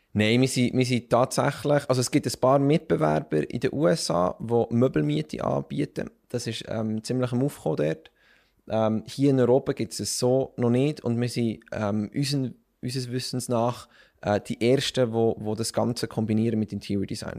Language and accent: German; Bern, Switzerland; ich bin aufgewachsen und geboren in Bern